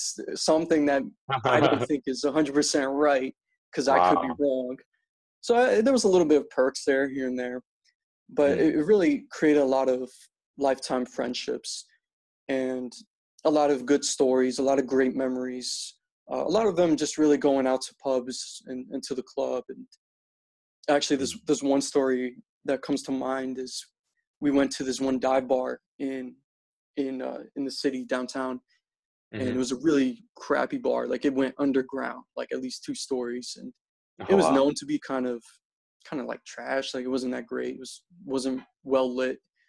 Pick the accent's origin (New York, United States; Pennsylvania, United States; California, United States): Pennsylvania, United States; Philadelphia; moved away as an adult; also born or lived in Slovakia; now in Chicago, United States; I'm originally from here, the same town, but I grew up in America